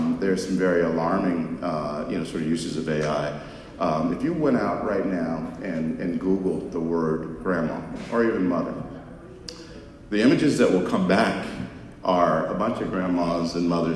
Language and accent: English; Los Angeles, California, United States; I grew up in South Central Los Angeles